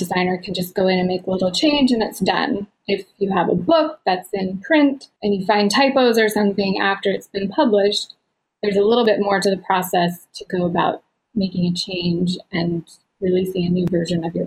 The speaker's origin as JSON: {"language": "English", "region": "Utah", "country": "United States", "tie": "born or raised there", "also_born_or_lived": "Minnesota", "moved": "as an adult", "lives_now": "Ohio, United States", "said": "I grew up out west in Utah"}